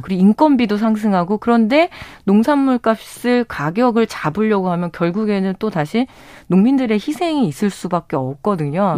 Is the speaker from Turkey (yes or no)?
no; Chungju, North Chungcheong, South Korea; 저도 이제 충주 출신이니까